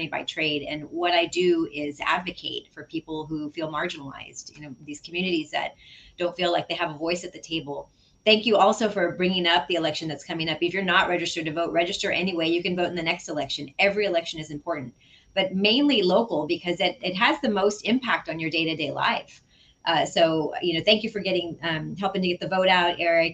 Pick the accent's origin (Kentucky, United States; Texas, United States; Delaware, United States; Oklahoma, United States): Texas, United States; San Antonio; I'm really grateful to have been born and raised in District 6